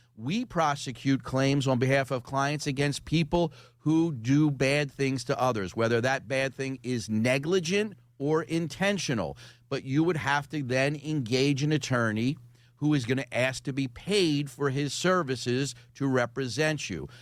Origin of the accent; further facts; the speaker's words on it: Philadelphia, Pennsylvania, United States; I grew up in a in the Oxford Circle in a row house